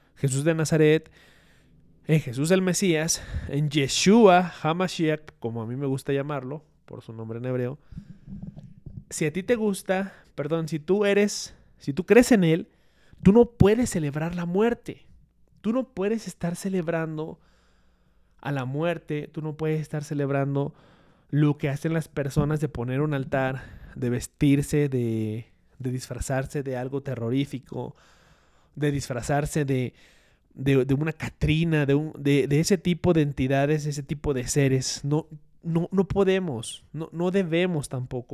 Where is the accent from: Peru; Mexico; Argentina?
Mexico; nosotros tenemos como mexicanos